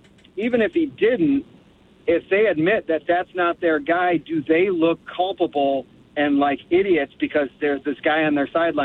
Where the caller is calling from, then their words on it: Grand Ledge, Michigan, United States; from Grand Ledge here.